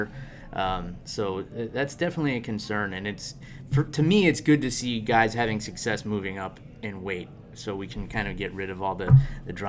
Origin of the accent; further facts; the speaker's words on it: New York, United States; now in Florida, United States; I grew up in New York and I live in Florida now